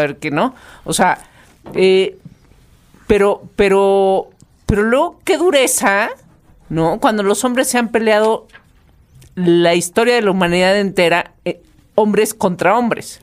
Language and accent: Spanish; Mexico; los mexicanos